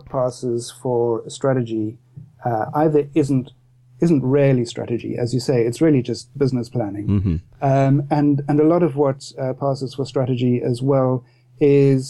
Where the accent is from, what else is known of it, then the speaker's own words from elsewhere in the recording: Cape Town, Western Cape, South Africa; moved away as an adult; now in Cobham, United Kingdom; I grew up in Cape Town in South Africa